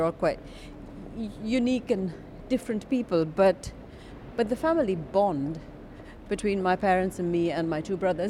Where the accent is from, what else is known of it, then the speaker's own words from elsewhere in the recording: Chennai, Tamil Nadu, India; moved away as an adult; It did. I was born in India.